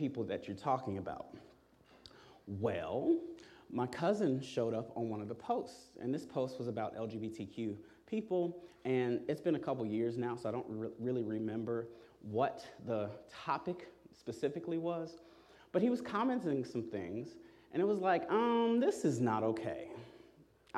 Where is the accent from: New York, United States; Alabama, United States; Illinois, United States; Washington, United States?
Illinois, United States; Chicago; I grew up here in Chicago